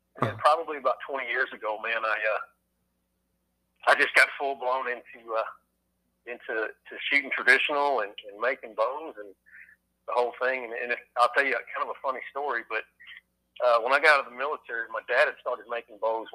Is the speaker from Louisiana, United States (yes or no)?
yes; Louisiana, United States; I, you know, growing up in South Louisiana, there's not much public ground.